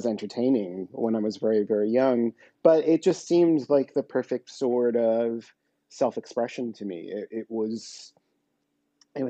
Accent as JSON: {"language": "English", "town": "New York City", "region": "New York", "country": "United States", "said": "I come from New York"}